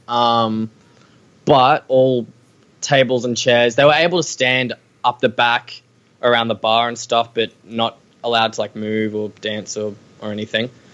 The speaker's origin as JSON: {"language": "English", "country": "Australia", "said": "We need to really own own being Australian"}